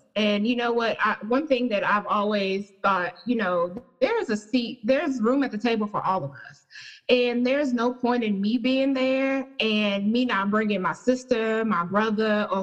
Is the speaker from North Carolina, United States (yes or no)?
yes; Charlotte, North Carolina, United States; I am from Charlotte